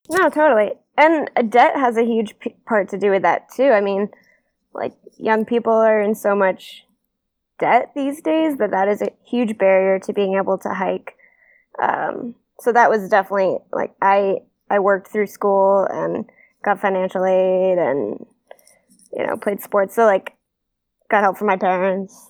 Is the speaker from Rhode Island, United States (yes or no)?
no; Maine, United States; I'm from Maine